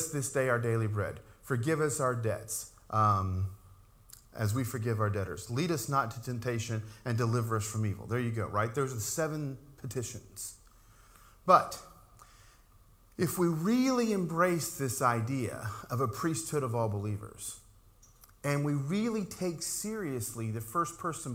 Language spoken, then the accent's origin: English; Appalachian Mountains, United States; growing up in the Appalachian Mountains, we used to hear and even say about ourselves that all Pentecostals are preachers.